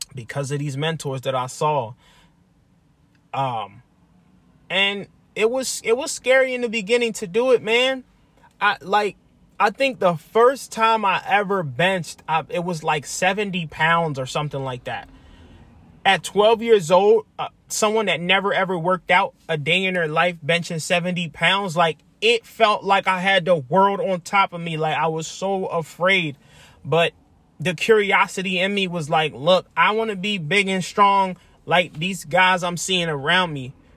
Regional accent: Lancaster, Pennsylvania, United States; moved away as an adult; I'm from Lancaster, Pennsylvania. Born and raised. I spent, what, twenty-seven years there

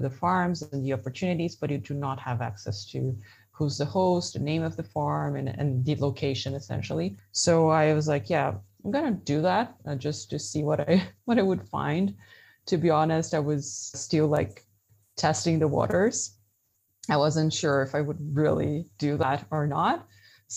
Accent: Brazil; moved away as an adult; also born or lived in Germany; now in Belgium; I'm originally from Brazil

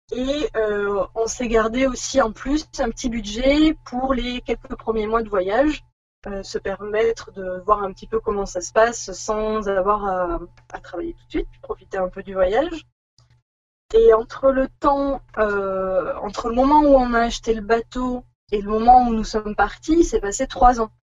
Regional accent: Bordeaux, Nouvelle-Aquitaine, France; moved away as an adult; on est, on va dire de Bordeaux. Voilà, c'est là où on a fait nos études et où nous nous sommes rencontrés

